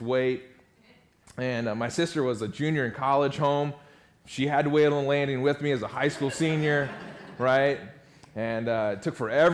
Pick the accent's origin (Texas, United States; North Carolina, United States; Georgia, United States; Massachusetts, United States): North Carolina, United States; now in Nashville, United States; My dad was pastor at Elon Powerline in Elon Burlington area for 16 or 17 years. And so I grew up on the North Carolina district